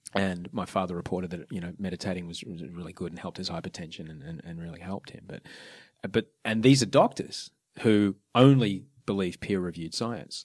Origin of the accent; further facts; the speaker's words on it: Brisbane, Queensland, Australia; also born or lived in Sydney; I grew up in Brisbane